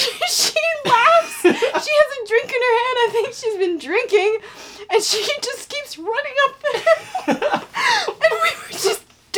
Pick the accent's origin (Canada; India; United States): Canada; It was in Canada, and I'm Canadian, so I would be fine.